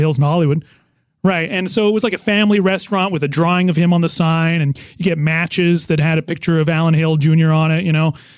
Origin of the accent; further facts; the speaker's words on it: Nelson, British Columbia, Canada; now in United States; I'm in my hometown of Nelson, British Columbia